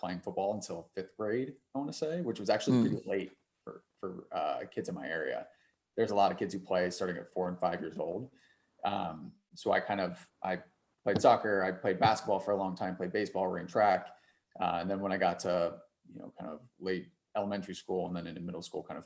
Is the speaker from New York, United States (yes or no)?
no; Cincinnati, Ohio, United States; also born or lived in Columbus, Ohio; I'm originally from Cincinnati, Ohio, and was born in Columbus, moved to Cincinnati when I was 4